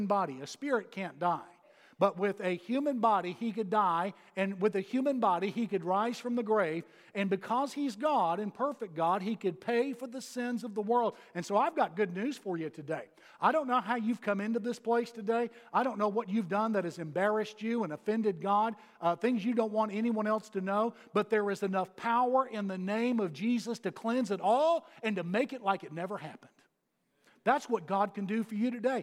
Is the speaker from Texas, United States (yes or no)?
yes; Texas, United States; moved away as an adult; now in Georgia, United States; having come here from Texas. Now, I'm still a Texan